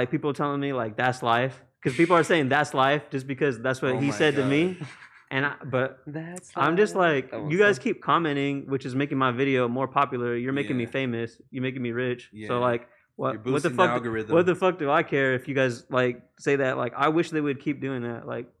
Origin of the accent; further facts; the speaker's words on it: South San Francisco, California, United States; I'm from South San Francisco.